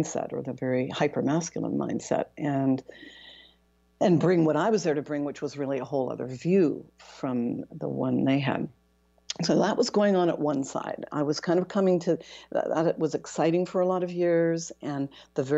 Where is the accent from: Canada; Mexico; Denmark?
Canada; moved away as an adult; also born or lived in Toronto, Canada / Europe; now in Seattle, United States; I'm Canadian, I was based in Toronto and then ultimately based in Europe